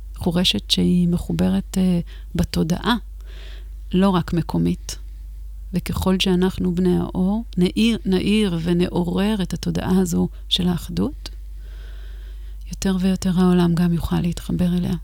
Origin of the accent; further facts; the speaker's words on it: the Galilee and the Golan, Northern District, Israel; אני בילדות שלי גדלתי בגליל ובגולן